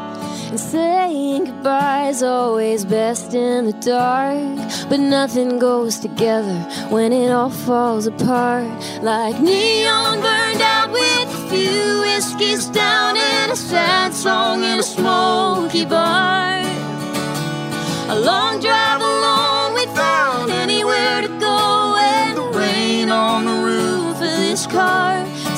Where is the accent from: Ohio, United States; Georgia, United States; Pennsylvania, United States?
Pennsylvania, United States; Philadelphia; I'm from Pennsylvania, I'm from Philly.